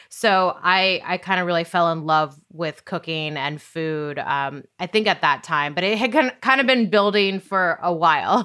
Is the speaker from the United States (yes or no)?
yes; Great Falls, Montana, United States; moved away as an adult; also born or lived in San Diego / San Francisco / Bristol; I grew up in Great Falls, Montana